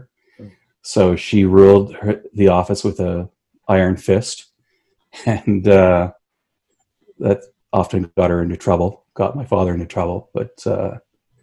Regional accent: Hamilton, Ontario, Canada; I grew up in Dundas, which is a nice little

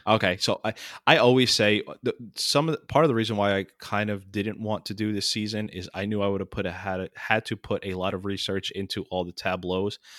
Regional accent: New York, United States; where, where I grew up in New York is so it's so right now, like, uh, pol-, politically diverse

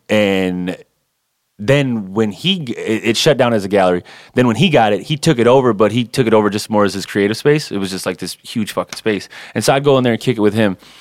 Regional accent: Saginaw, Michigan, United States; moved away as an adult; also born or lived in Detroit suburbs; now in Detroit, United States; I'm originally from Saginaw, Michigan

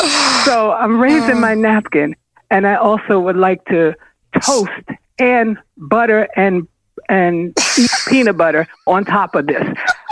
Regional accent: Boston, Massachusetts, United States; I'm from Boston, and I'm a part of the Boston chapter

